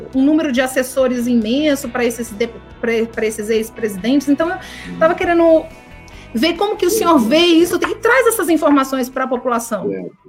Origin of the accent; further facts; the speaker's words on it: Brazil; como brasileiros